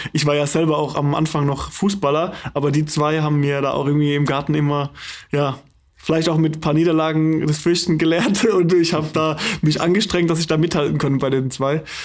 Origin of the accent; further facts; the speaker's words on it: the South, Southern Germany, Germany; also born or lived in Hannover; now in Flensburg, Germany; eigentlich bin ich aus dem Süden